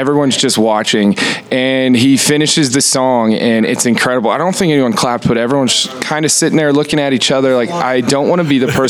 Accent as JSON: {"language": "English", "region": "Oklahoma", "country": "United States", "moved": "yes", "said": "Mentioned that I was originally from Oklahoma."}